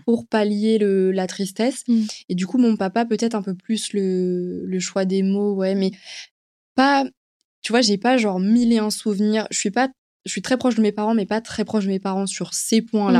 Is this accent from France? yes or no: yes; Paris, Île-de-France, France; je suis une Parisienne